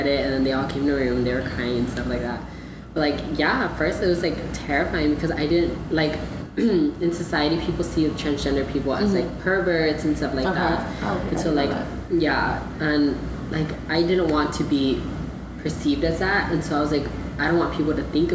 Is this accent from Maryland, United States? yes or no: no; Dallas, Texas, United States; now in Rio Grande Valley, United States; I'm originally from Dallas.